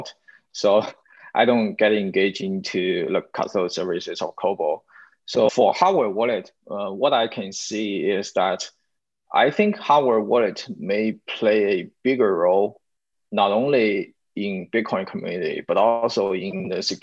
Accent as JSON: {"language": "English", "country": "China", "said": "We are Chinese, we are from China"}